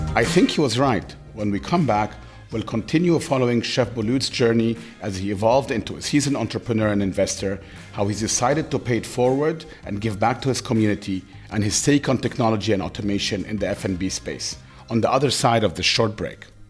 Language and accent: English; Cairo, Cairo Governorate, Egypt; moved away; also born or lived in New York; I grew up in Cairo, which I'm in love, in love